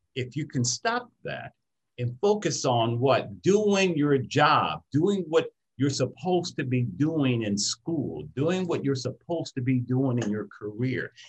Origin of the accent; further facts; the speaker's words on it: Detroit, Michigan, United States; I grew up in Detroit, Michigan